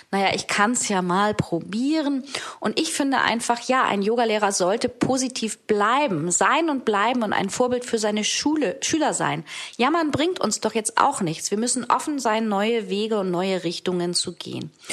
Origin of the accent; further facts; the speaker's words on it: Hamburg, Germany; denn ich bin Hamburgerin und bin ja auch seit ein paar Monaten wieder zurück in Hamburg